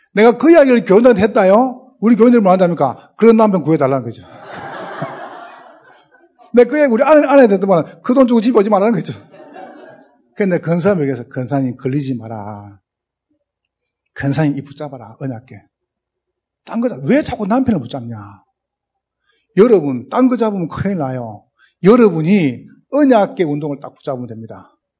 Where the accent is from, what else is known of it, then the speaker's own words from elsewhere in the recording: Gyeongsang, South Korea; accent: Gyeongsang dialect; 저는 경상도 사람인데, 어, 지금도 사투리를 못 고치겠어요